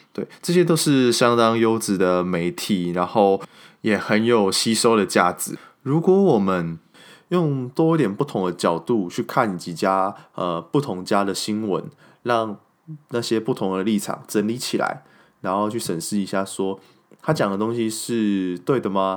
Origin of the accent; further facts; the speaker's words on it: Kaohsiung, Taiwan; moved away; 那我身为一个高雄人，然后没有办法回去高雄参加这些盛事